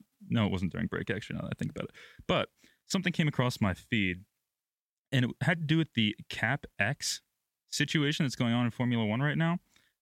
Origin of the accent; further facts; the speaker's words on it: United States; I'm American.